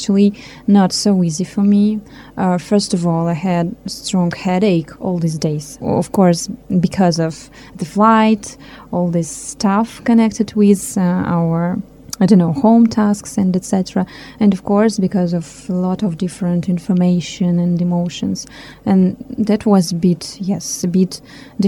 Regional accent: Chita, Zabaykalsky Krai, Russia; English is a second language; also born or lived in Moscow, Russia; now in Nyíregyháza, Hungary; I was born in Chita. It's not far from Lake Baikal. But I've been living in Moscow more than for 20 years

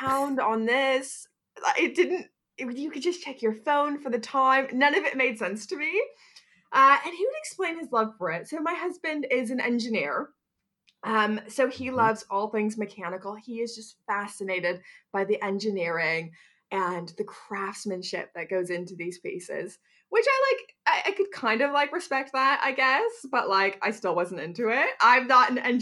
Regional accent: Canada; now in Bristol, United Kingdom; growing up in Canada

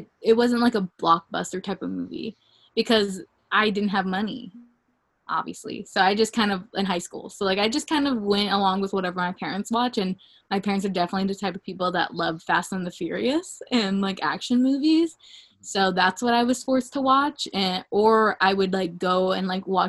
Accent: the South, United States; I grew up in the South, Liv.

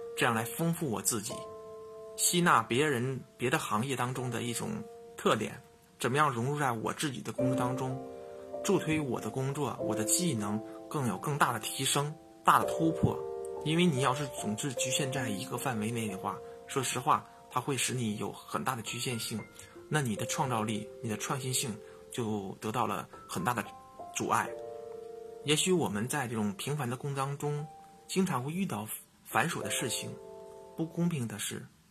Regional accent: northern China, China; 作为北方人的我

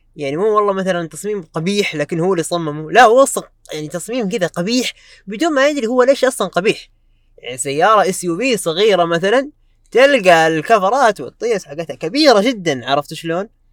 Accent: Saudi Arabia; عندنا في السعوديه

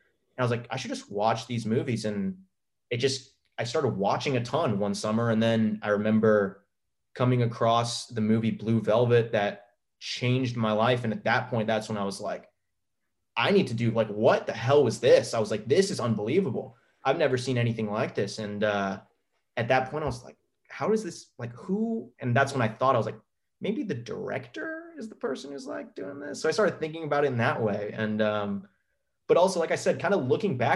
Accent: Clearwater, Florida, United States; moved away as an adult; also born or lived in Tampa, Florida; now in Atlanta, United States; Mandalay Avenue is a street on Clearwater Beach in my hometown.

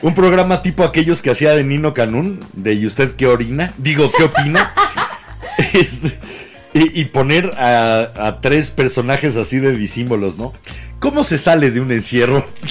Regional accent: Mexico City, Mexico; De la Ciudad de México somos capitalinos, no chilangos

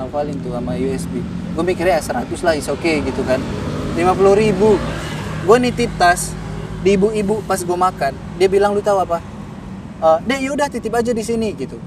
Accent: Medan, North Sumatra, Indonesia; moved away as an adult; now in Jakarta, Indonesia; Saya dari Medan

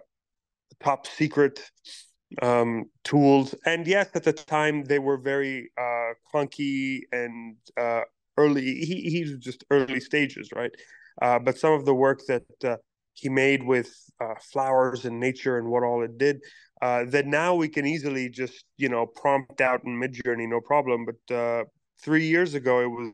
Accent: Pakistan; now in New York City, United States; I am a Pakistani-born, New York City-based artist

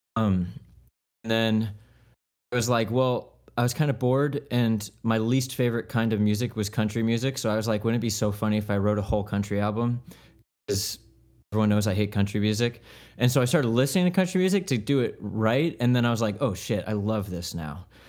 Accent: Leesburg, Florida, United States; I'm from Leesburg

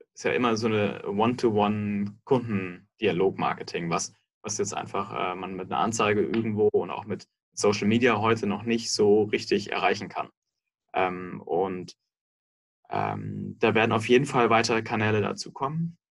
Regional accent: Munich, Bavaria, Germany; moved away as an adult; now in Berlin, Germany; Davor bin ich in München aufgewachsen

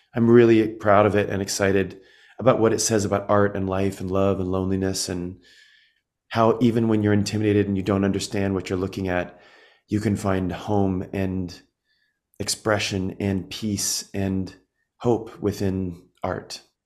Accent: Midwest, United States; growing up in the Midwest

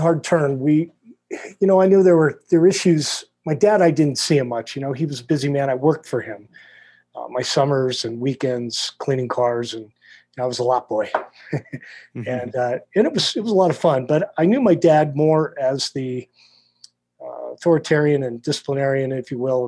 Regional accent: Wilkes-Barre, Pennsylvania, United States; growing up in South Wilkes-Barre

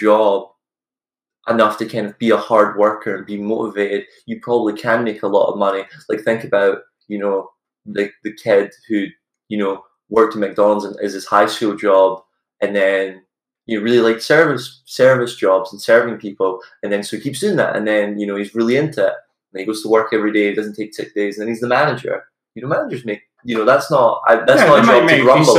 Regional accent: Scotland, United Kingdom; moved away as an adult; also born or lived in United States; we're from Scotland, I go to college in America

